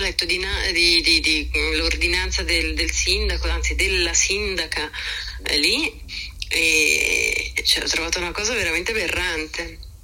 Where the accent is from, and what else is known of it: Italy